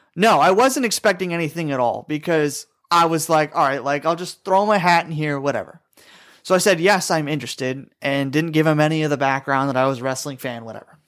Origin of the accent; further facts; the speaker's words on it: Glens Falls, New York, United States; my hometown of Glens Falls, New York.